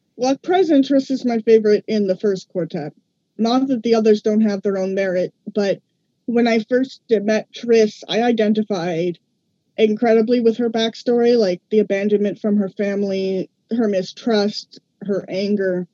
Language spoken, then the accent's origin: English; Ottawa, Ontario, Canada; from Ottawa, Ontario, Canada.